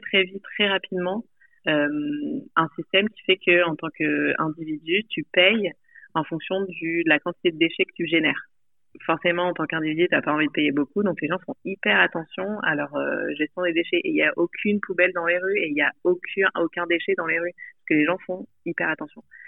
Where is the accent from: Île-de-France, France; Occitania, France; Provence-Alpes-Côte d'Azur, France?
Provence-Alpes-Côte d'Azur, France; Nice; moved away; also born or lived in Paris, France; j'ai grandi euh, à Nice, dans le sud-est de la France.